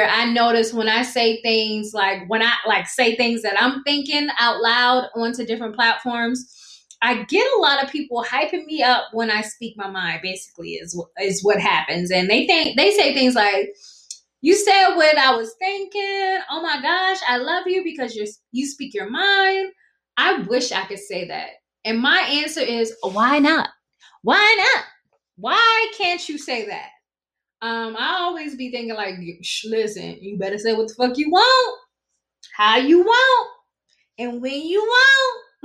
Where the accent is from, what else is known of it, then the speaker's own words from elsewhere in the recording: South Carolina, United States; accent: Geechee Gullah; I speak fluent Gichee Gullah. I'm from South Carolina. I pronounce STR words wrong